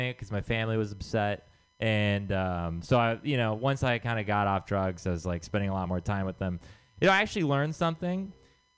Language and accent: English; Texas, United States; moved away; I'm from Texas.